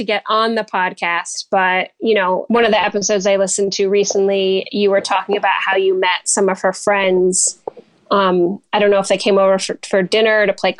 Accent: New Jersey, United States; also born or lived in New York; now in Michigan, United States; I'm actually originally from New Jersey

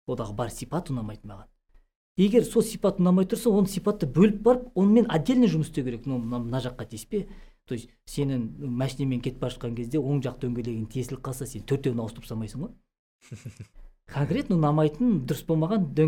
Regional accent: Kazakhstan

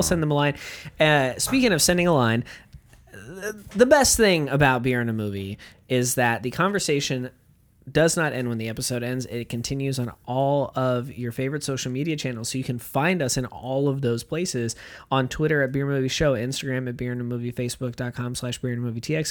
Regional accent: United States; As an American

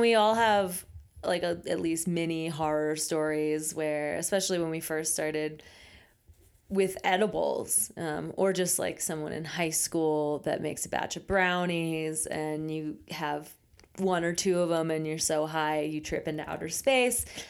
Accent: Pennsylvania, United States; now in Colorado, United States; Pennsylvania was a real treat to grow up

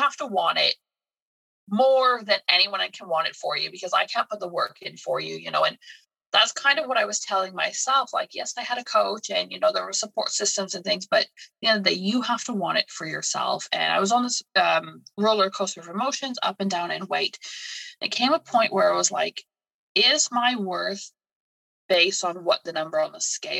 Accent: Canada; moved away as an adult; also born or lived in United Kingdom; now in England, United Kingdom; So I'm originally from Canada. I moved to the UK to be with my now husband.

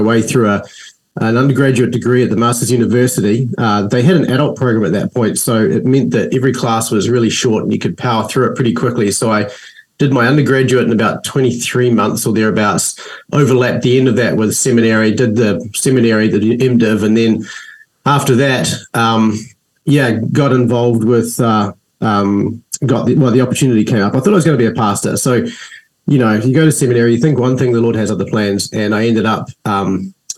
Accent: New Zealand; also born or lived in United States; I am a New Zealander. So as you can hear, my accent is a little different.

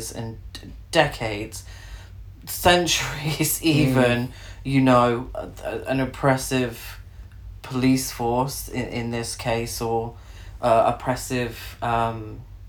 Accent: United Kingdom; I'm British

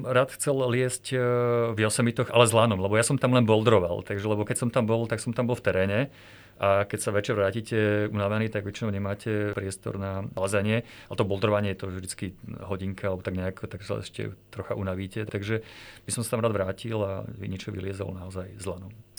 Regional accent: Považská Bystrica, Trenčín Region, Slovakia; also born or lived in Colorado, United States; now in Bratislava, Slovakia; Ja keďže som z Považskej Bystrice

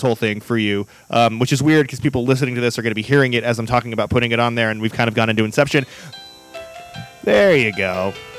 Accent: San Diego, California, United States; we're from San Diego.

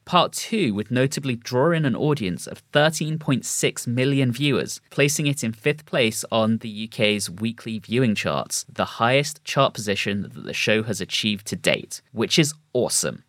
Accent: United Kingdom; As a British person

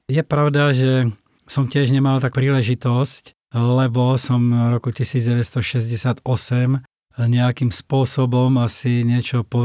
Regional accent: Moravia, Czechia; now in Slovakia; Presťahoval som sa z Moravy na Slovensko a vlastne tu som začal nejakým spôsobom vo väčšej miere robiť to, čo som robil už dávno predtým.

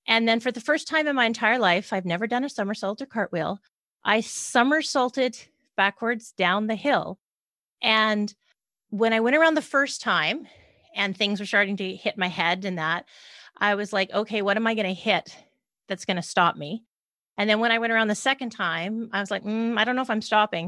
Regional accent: Canada; also born or lived in British Columbia, Canada; I'm a Canadian

